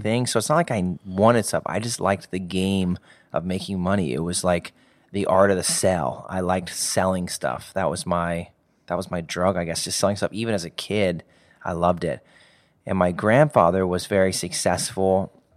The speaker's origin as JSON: {"language": "English", "town": "Indianapolis", "region": "Indiana", "country": "United States", "tie": "born or raised there", "said": "Grew up in, uh, the south side of, of Indianapolis."}